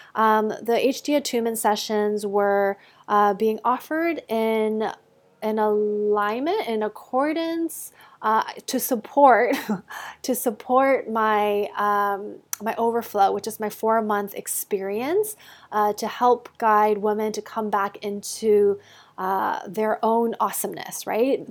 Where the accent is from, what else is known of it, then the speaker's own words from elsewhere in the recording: Canada; moved away as an adult; also born or lived in United States; I grew up in Canada, um, until university, and then we went, I went down to the States